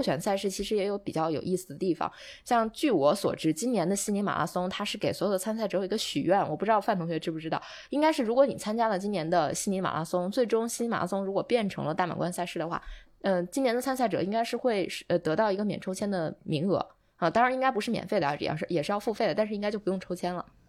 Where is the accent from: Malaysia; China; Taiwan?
China; Baotou, Inner Mongolia; moved away; 我回包头参加比赛